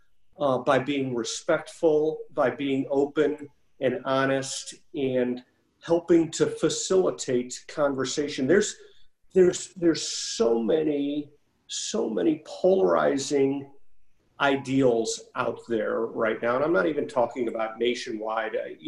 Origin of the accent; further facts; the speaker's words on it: Creve Coeur, Missouri, United States; my mother still lives in the house that I grew up in Creve Coeur